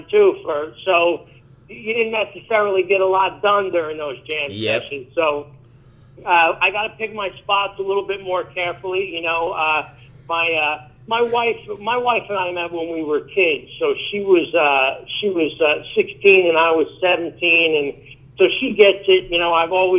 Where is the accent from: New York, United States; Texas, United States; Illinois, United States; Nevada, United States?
New York, United States; Being from New York and being a rocker